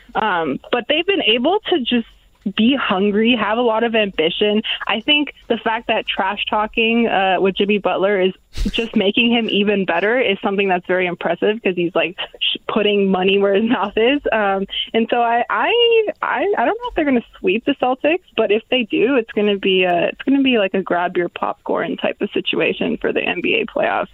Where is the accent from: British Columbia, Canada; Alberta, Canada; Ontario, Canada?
Ontario, Canada; Toronto; I'm from Toronto